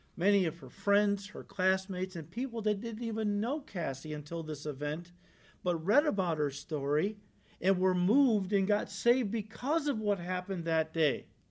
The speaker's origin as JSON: {"language": "English", "country": "United States", "said": "as American Christians"}